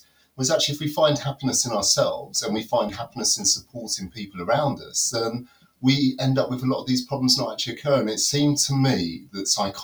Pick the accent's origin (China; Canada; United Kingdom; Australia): United Kingdom; London; also born or lived in Reading / Nottinghamshire; now in Derbyshire, United Kingdom; I was originally grew up in the top of London